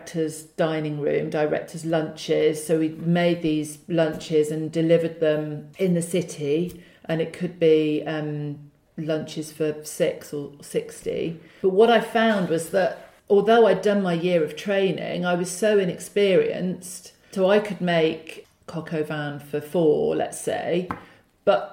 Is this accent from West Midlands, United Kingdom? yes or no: yes; Wolverhampton, West Midlands, United Kingdom; I grew up in the Midlands. I went to Wolverhampton Girls High School